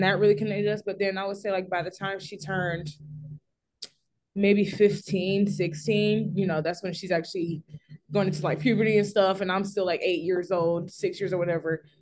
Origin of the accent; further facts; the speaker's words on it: Simpsonville, South Carolina, United States; I'm from Simpsonville, South Carolina